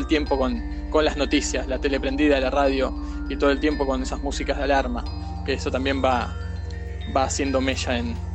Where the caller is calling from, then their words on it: Buenos Aires, Argentina; de Buenos Aires.